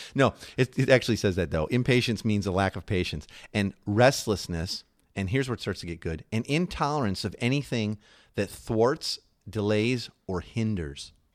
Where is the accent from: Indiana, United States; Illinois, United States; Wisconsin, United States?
Illinois, United States; Chicago; moved away; also born or lived in New York; we're you know, originally from Chicago, but we were living in New York at the time.